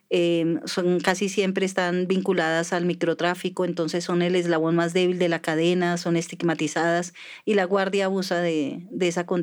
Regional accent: Tolima, Colombia; born there; also born or lived in Antioquia, Colombia; Yo nací en el Tolima, pero como he andado por tantos lugares del, país, eh, no me siento no me siento tan tolimense ni tan rola ni nada

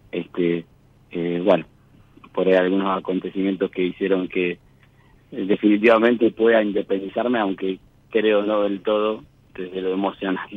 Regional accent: General Daniel Cerri, Buenos Aires Province, Argentina; now in Bahía Blanca, Argentina; de Bahía Blanca, de Bahía Blanca. De un pueblito que se llama General Daniel Serri, que queda a 15 kilómetros de Bahía Blanca, pero bueno, eh, hoy vivo en Bahía Blanca, adentro del distrito de, de acá de Bahía.

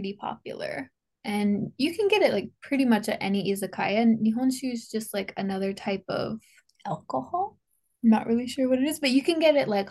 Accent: Canada; moved away as an adult; now in Japan; I'm from Canada

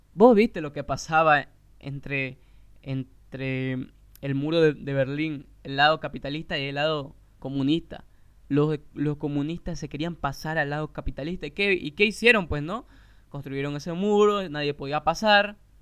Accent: Santa Cruz de la Sierra, Santa Cruz, Bolivia

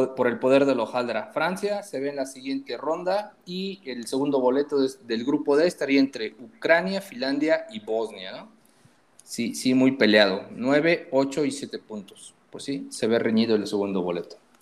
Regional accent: Tula, Mexico; moved away; also born or lived in Puebla; yo no soy de Puebla originalmente. yo soy de Tula.

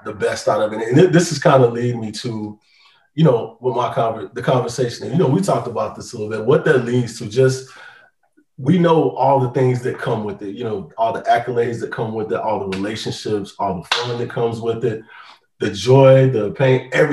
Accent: South Carolina, United States; I'm from South Carolina

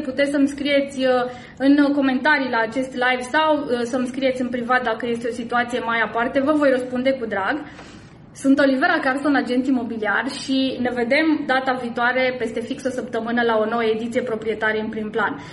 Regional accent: Timișoara, Timiș County, Romania; din Timișoara, orașul meu natal și orașul în care eu activez

